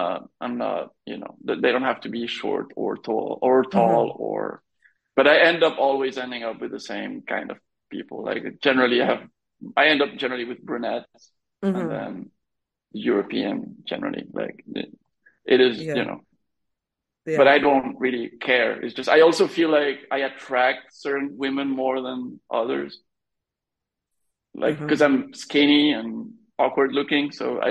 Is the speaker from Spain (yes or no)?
yes; Madrid, Community of Madrid, Spain; moved away; also born or lived in Thailand; I was born in Madrid